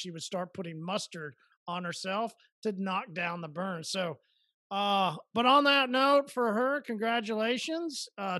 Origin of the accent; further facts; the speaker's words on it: Oklahoma, United States; I'm from Oklahoma. See, we hear that they do.